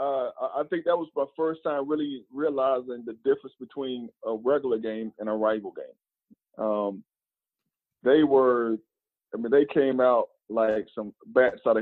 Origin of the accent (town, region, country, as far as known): North Carolina, United States; born or raised there; moved away as an adult